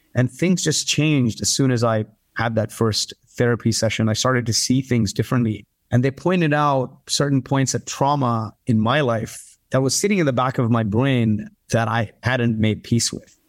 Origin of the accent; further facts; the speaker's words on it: Kuwait; also born or lived in India / Canada; now in United States; My parents are from India. I grew up in Kuwait, was a refugee of the Gulf War